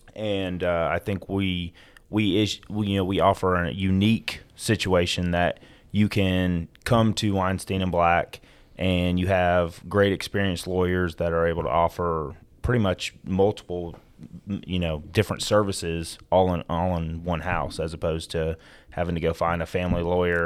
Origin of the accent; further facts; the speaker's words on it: Gwinnett County, Georgia, United States; also born or lived in Florida; I was born in Florida, moved up here while I was in, uh, elementary school to Georgia. Um, grew up in and around the Gwinnett County area